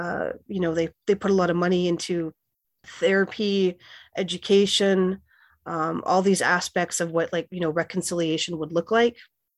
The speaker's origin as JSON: {"language": "English", "town": "Winnipeg", "region": "Manitoba", "country": "Canada", "tie": "born or raised there", "also_born_or_lived": "Saskatchewan", "moved": "yes", "lives_now": "Iowa City, United States", "said": "Well, firstly, I'm Plains Cree Salto of the George Gordon First Nation. And I grew up in Winnipeg and spent time at my reserve in Saskatchewan, and I've been living in Iowa City for 15 years."}